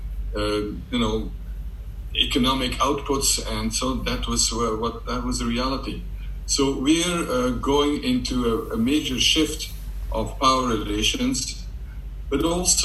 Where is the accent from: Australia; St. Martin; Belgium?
Belgium; now in London, United Kingdom; I'm from Belgium